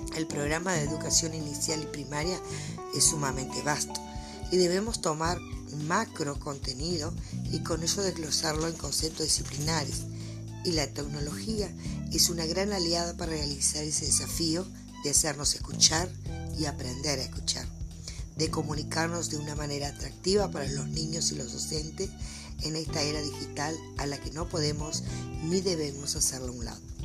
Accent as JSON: {"language": "Spanish", "region": "Artigas", "country": "Uruguay", "said": "soy del departamento de Artigas"}